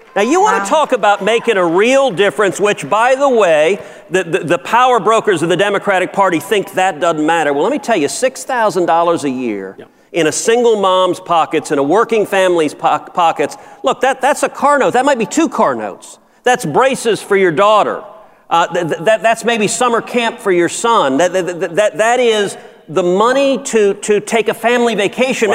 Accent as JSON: {"language": "English", "town": "Houston", "region": "Texas", "country": "United States", "tie": "born or raised there", "said": "I'm from Houston. Right now, today, in my hometown of Houston"}